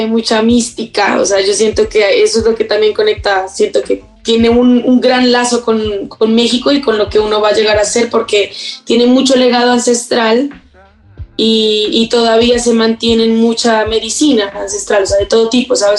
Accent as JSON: {"language": "Spanish", "town": "Pasto", "region": "Nariño", "country": "Colombia", "tie": "born or raised there", "also_born_or_lived": "England", "said": "nací en Inglaterra, eh, viví año y medio, pero después, o sea, mis papás vivían ahí como, o sea, viajaron a Inglaterra, vivieron, ambos son colombianos, vivieron, no sé, siete años quizás, de los cuales el último año y medio pues me tuvieron y después nos devolvimos todos junto con mi hermano a Colombia, a Pasto, Nariño"}